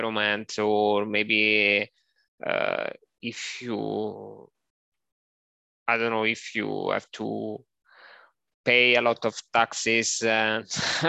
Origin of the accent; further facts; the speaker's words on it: Sardinia, Italy; English is a second language; now in Rome, Italy; my hometown is small